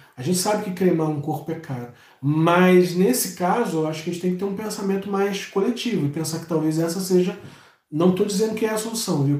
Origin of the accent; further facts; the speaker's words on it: Rio de Janeiro, Brazil; eu sou de Madureira, eu sinto o cheiro de quem é de Madureira